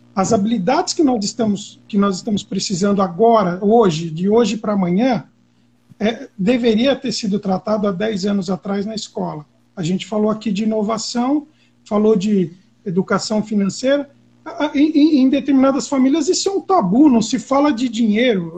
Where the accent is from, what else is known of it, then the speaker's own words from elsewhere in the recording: São Caetano do Sul, São Paulo, Brazil; Eu moro no ABC, né? eu sou de São Caetano